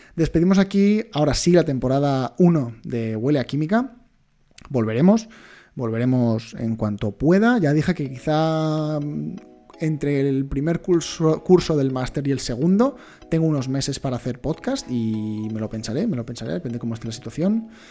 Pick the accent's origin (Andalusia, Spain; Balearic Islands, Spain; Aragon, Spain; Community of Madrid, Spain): Balearic Islands, Spain; Majorca; yo soy mallorquín